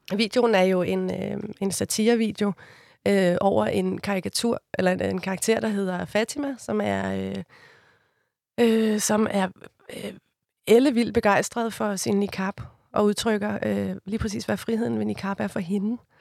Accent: Copenhagen, Capital Region of Denmark, Denmark; Jeg er fra Amager

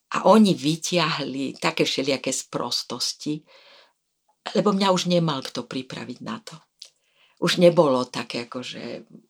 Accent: Slovakia; som bola prvá žena veľvyslankyňa ako Slovenka

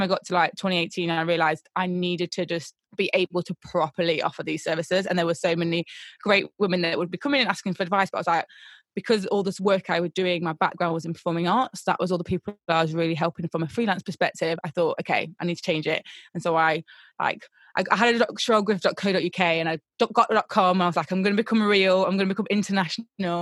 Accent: Nottingham, East Midlands, United Kingdom; now in London, United Kingdom; I'm not from London originally, I'm originally from Nottingham.

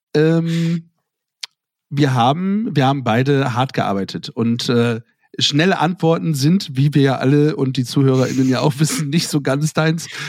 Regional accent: Germany; aus meinem Heimatdorf kommen, nämlich aus Lunenstedt

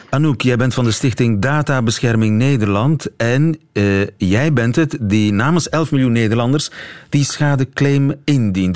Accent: Belgium; als Belg

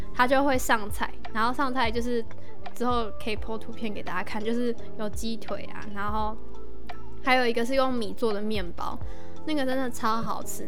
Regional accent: northern Taiwan, Taiwan; 我是北部人

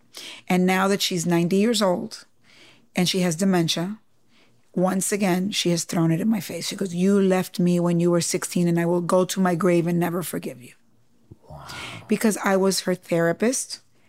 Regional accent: Cuba; accent: New York; I said, no, I'm Latina, you know, I'm Cuban.

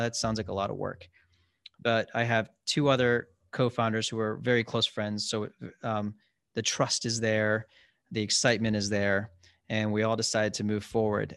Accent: Columbus, Ohio, United States; also born or lived in Cincinnati / Chicago; I grew up in Ohio, in Columbus

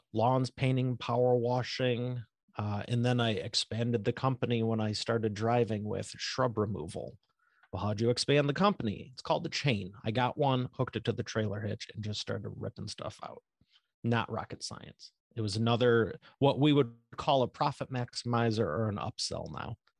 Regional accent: Northeast of Detroit, Michigan, United States; Northeast of Detroit, Michigan.

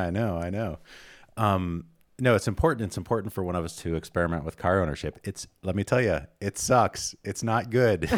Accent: New York, United States; now in Vermont, United States; I'm from New York

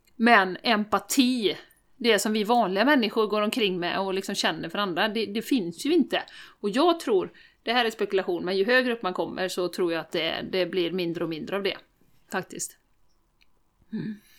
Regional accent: Sweden; vi som svenskar

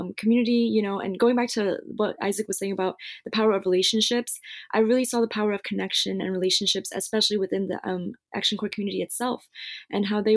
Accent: United States; growing up in the United States

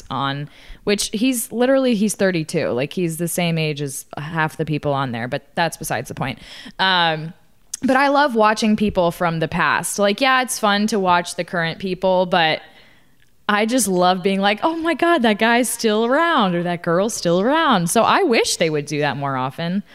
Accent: Austin, Texas, United States; I grew up in Austin, Texas

